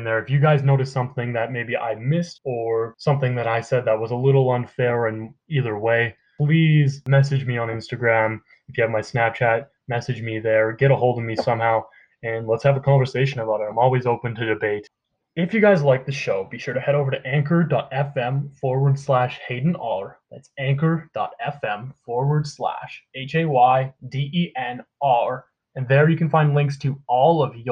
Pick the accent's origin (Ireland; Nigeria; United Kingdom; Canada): Canada; I'm Canadian